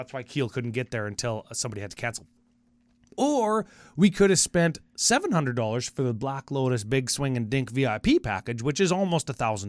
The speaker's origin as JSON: {"language": "English", "country": "Canada", "said": "Okay, so we are coming from Canada, and remember the exchange rate's about like 30% higher for us."}